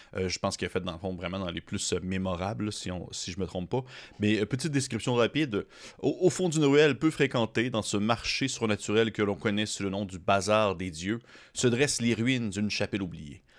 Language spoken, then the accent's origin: French; Quebec, Canada; accent: gros accent québécois; J'ai eu mon gros accent québécois